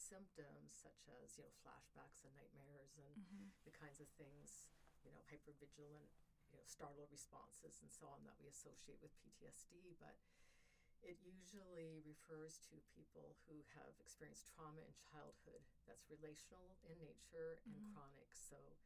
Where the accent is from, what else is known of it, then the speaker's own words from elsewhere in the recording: Ontario, Canada; also born or lived in Colorado; now in Georgia, United States; I'm Canadian from Ontario, and there's lots of water and trees in Ontario